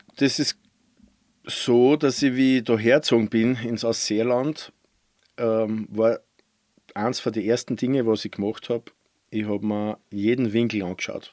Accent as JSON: {"language": "German", "town": "Randegg", "region": "Lower Austria", "country": "Austria", "tie": "born or raised there", "said": "Also ich bin gebürtiger Mostviertler aus Niederösterreich, Bezirk Scheibs, ja. aus dem kleinen Ort Randeck"}